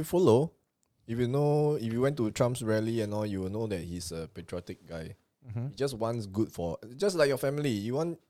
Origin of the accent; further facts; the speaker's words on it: Singapore; most Singaporeans are employed